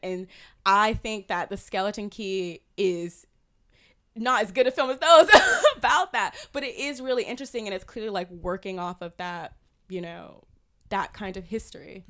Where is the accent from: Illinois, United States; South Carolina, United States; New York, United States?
South Carolina, United States; moved away; I grew up in South Carolina.